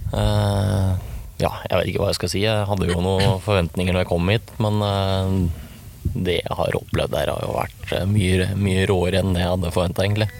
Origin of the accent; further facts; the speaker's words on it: Sør-Odal, Innlandet, Norway; Født og oppvokst i Sør-Odal